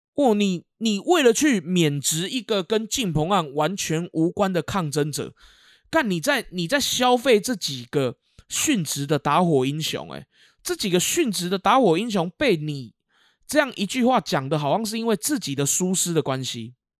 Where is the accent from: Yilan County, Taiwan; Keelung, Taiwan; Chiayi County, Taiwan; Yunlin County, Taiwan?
Keelung, Taiwan; 我那个时候学校不算大，哦，因为我们基隆这边还有更大间的国小